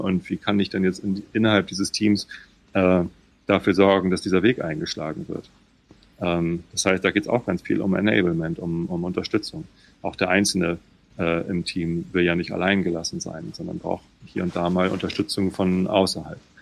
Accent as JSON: {"language": "German", "country": "Germany", "tie": "born or raised there", "also_born_or_lived": "Hamburg", "said": "Ich bin hier südlich von Hamburg aufgewachsen"}